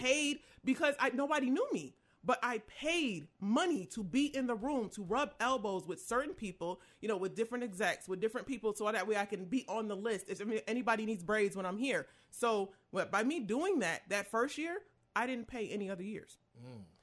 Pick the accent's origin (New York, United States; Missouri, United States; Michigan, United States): New York, United States; Rochester; I'm from Rochester, New York